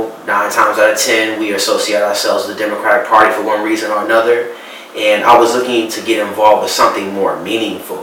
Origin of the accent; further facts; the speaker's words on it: Chicago, Illinois, United States; moved away; also born or lived in Florida / Syracuse; I was born and raised on Chicago's South Side, Hyde Park area